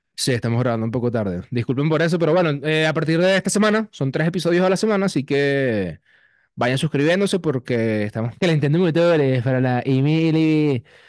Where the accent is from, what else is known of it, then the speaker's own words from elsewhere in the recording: Venezuela; como venezolanos